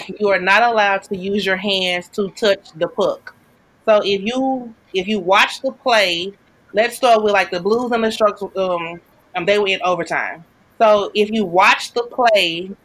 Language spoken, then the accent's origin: English; St. Louis, Missouri, United States; I am from St. Louis